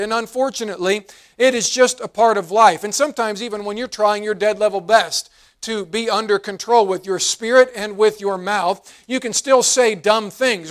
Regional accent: West Virginia, United States; moved away; I grew up in West Virginia, and, and I loved the hills, I loved country life

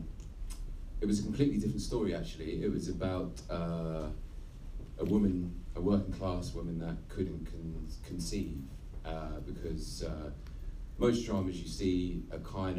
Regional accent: Havant, South East England, United Kingdom; I grew up in Leigh Park, and it was one of the biggest housing estates

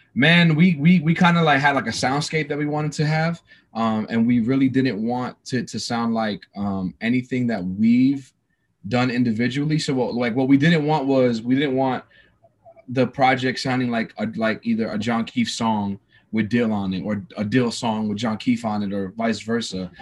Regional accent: New York City, New York, United States; also born or lived in New Jersey; now in Atlanta, United States; I was born and raised in New York City. Um, moved to New Jersey uh, halfway through my life

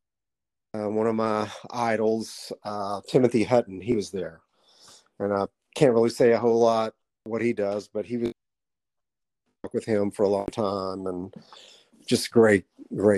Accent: Southeast Arkansas, United States; I grew up in the South, in Southeast Arkansas.

